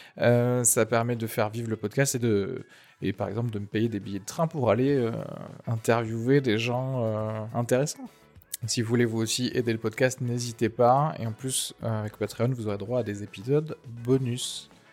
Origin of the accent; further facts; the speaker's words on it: Tarn, Occitania, France; je viens techniquement du Tarn. J'ai fait toutes mes études là-bas, de la primaire au lycée